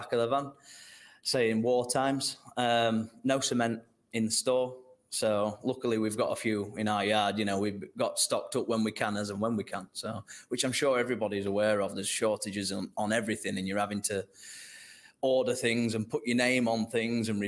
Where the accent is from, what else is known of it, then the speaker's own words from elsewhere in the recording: North Lincolnshire border, Yorkshire and the Humber, United Kingdom; South Yorkshire, North Lincolnshire border